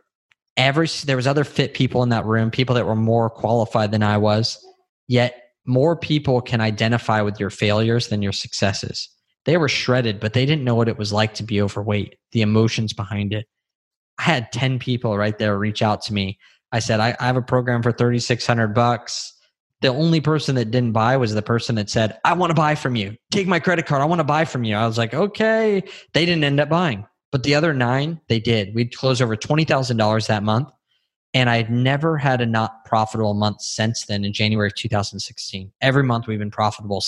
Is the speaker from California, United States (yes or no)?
yes; California, United States; moved away as an adult; now in Texas, United States; we grew up with guns in California